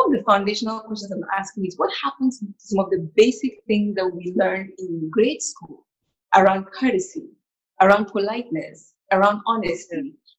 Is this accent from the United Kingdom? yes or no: no; Cameroon; moved away; growing up in Cameroon